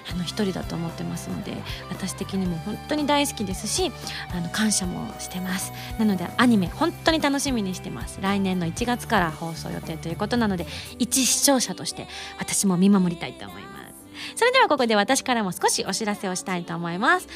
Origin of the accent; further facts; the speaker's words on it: western Japan, Japan; 私も西の方の出身